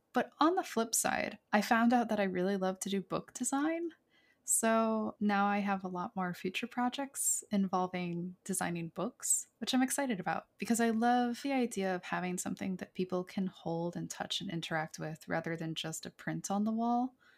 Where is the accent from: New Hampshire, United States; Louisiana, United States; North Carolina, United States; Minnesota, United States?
New Hampshire, United States; rural; Back in my hometown, I grew up in, like, rural New Hampshire